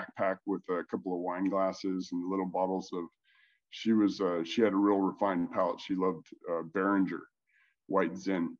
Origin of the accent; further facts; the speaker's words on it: Montana, United States; moved away; I'm from Montana